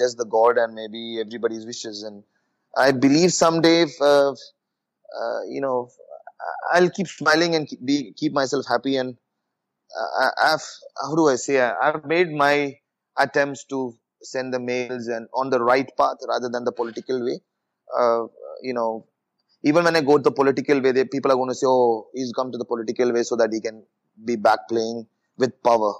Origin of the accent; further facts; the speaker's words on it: Kerala, India; I come from Kerala